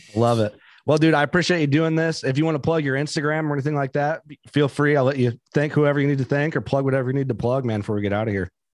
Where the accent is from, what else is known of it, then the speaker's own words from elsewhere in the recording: Illinois, United States; we're from Illinois